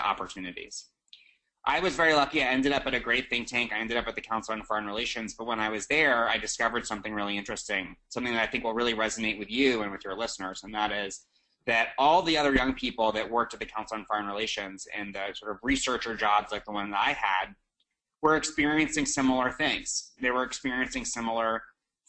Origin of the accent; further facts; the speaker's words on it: New York City, New York, United States; I'm from New York City